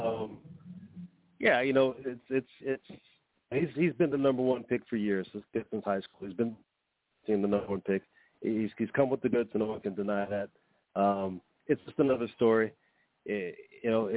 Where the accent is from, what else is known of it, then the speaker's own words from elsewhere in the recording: New York, United States; I grew up in New York